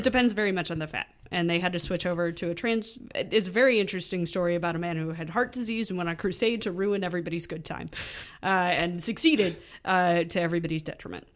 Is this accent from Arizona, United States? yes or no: no; Chicago, Illinois, United States; I'm, I'm a Chicagoan